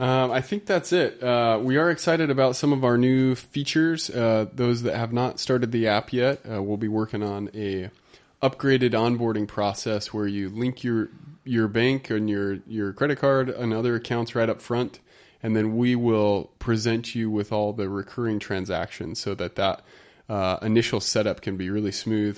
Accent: Utah, United States; moved away as an adult; I'm from Utah. I haven't been out here long enough

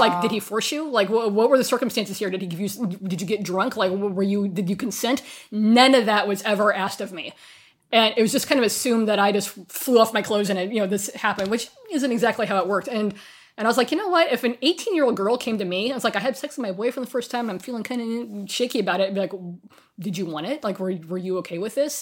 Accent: far western Kansas, United States; moved away as an adult; also born or lived in Sacramento; I'm from far western Kansas

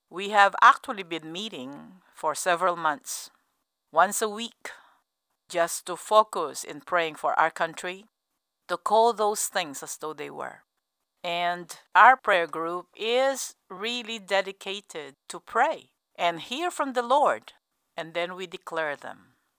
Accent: United States; as an American

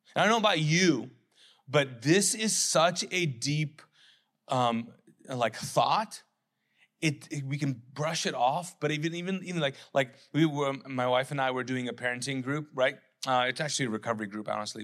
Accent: Pakistan; I'm a Pakistani man

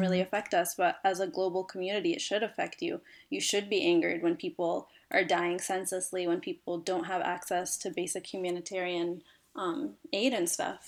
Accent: Cincinnati, Ohio, United States; born and raised in Cincinnati, Ohio

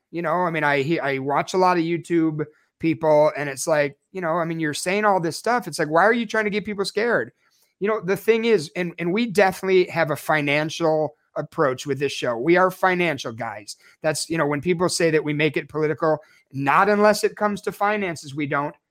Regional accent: Chicago, Illinois, United States; moved away as an adult; now in Snowflake, United States; I'm born and raised in Chicago. I lived there for twenty-three years

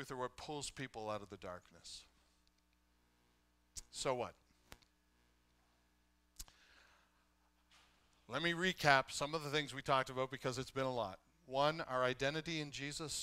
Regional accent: Canada; I love being Canadian. I am in the tribe of those who are Canadian.

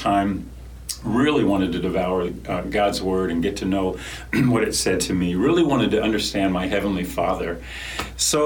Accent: Lancaster County, Pennsylvania, United States; I grew up in Lancaster County, Pennsylvania

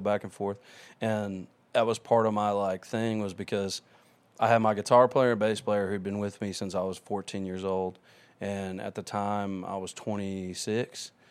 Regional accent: Maryland, United States; moved away as an adult; now in Nashville, United States; Hotel Charles, which is like my hometown's Grand Ole Opry

